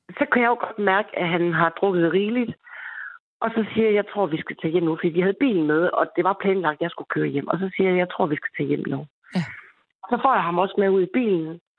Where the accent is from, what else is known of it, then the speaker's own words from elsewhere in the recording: Aarhus, Central Denmark Region, Denmark; Jeg er 21-22 år gammel, og øh, jeg var fra Aarhus